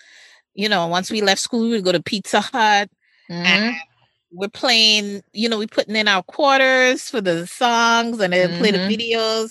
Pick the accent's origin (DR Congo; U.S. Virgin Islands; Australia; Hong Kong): U.S. Virgin Islands; St. Thomas; now in United States; I grew up in the Virgin Islands